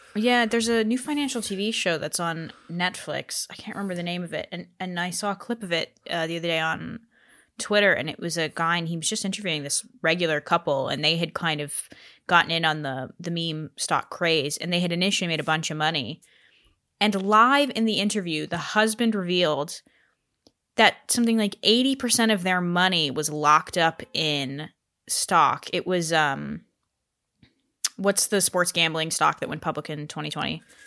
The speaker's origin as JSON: {"language": "English", "region": "Colorado", "country": "United States", "tie": "born or raised there", "said": "where I grew up in Colorado."}